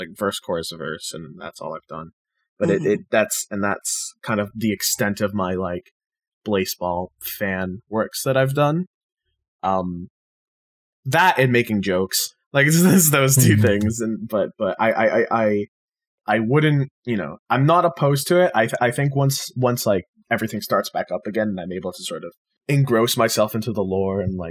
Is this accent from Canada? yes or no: yes; Canada; also born or lived in Ontario; I'm Canadian and I live in Ontario